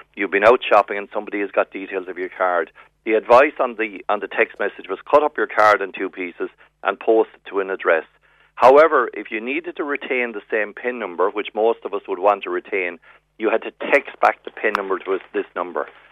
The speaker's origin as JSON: {"language": "English", "area": "West Cork", "region": "Munster", "country": "Ireland", "tie": "born or raised there", "moved": "yes", "lives_now": "Dublin, Ireland", "said": "I'm from West Cork, born and reared"}